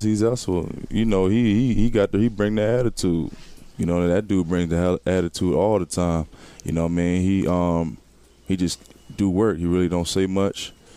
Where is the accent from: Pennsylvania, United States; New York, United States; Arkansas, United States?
Pennsylvania, United States; Philadelphia; moved away as an adult; my hometown